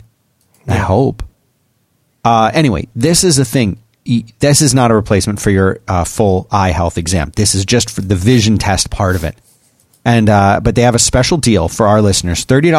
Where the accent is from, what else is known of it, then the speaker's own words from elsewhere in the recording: Texas, United States; as a Texan. I'm very offended.